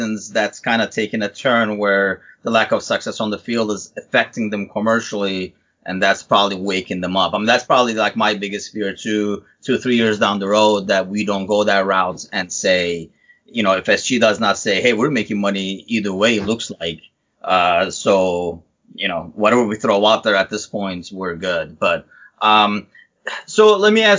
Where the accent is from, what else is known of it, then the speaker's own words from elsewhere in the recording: Turkey; moved away; I'm originally from Turkey